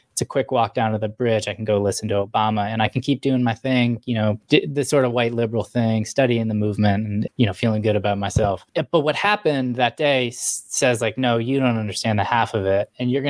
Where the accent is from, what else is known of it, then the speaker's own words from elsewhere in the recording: Pennsylvania, United States; moved away as an adult; now in Tuscaloosa, United States; I'm originally from Pennsylvania, but I had moved to Alabama.